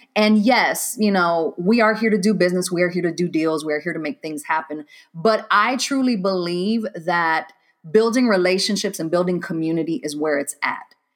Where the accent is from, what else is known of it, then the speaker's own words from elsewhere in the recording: Waco, Texas, United States; moved away as an adult; also born or lived in Decatur, Georgia; I'm originally from Waco, Texas